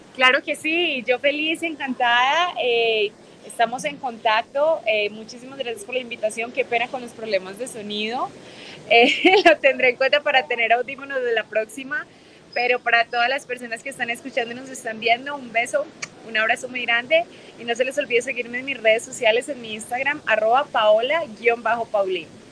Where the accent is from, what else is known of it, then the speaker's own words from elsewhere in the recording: Medellín, Antioquia, Colombia; moved away as an adult; also born or lived in Mexico City, Mexico; now in Los Angeles, United States; Nací en México y crecí en Medellín, Colombia y vivo en Los Ángeles